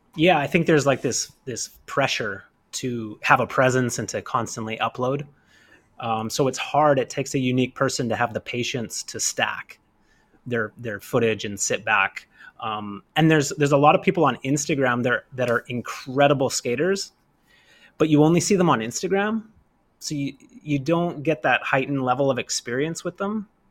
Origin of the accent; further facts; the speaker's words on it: Kamloops, British Columbia, Canada; I'm not from New York. I'm from Kamloops